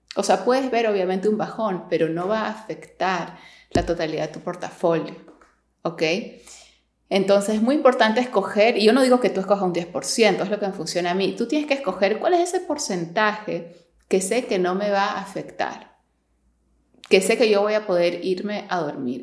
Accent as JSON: {"language": "Spanish", "country": "Peru", "also_born_or_lived": "New York, United States", "moved": "as an adult", "lives_now": "Miami, United States", "said": "yo soy de Perú, me mudé a Nueva York a estudiar."}